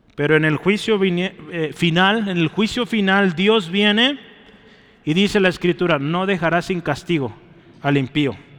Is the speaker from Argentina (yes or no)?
no; Mexico; lo que somos lamentablemente como mexicanos